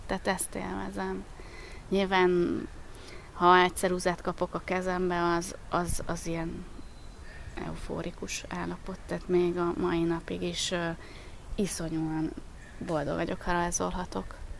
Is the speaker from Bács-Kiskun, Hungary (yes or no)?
yes; Baja, Bács-Kiskun, Hungary; moved away as an adult; also born or lived in Pécs; Baján születtem, és ott nőttem föl